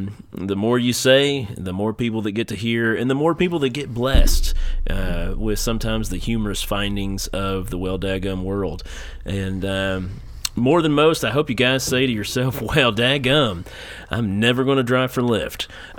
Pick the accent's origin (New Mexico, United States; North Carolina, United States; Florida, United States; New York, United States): North Carolina, United States; Listen, guy, yeah. I'm from North Carolina. I do not know where your town streets are.